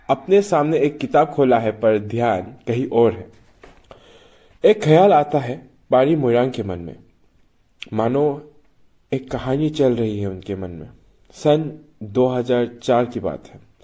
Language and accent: Hindi; Manipur, India; मैं मणिपुर से हूँ